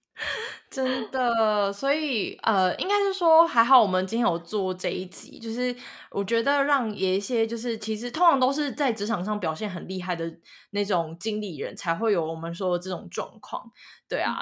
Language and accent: Chinese; central and southern Taiwan, Taiwan; 我本身是中南部人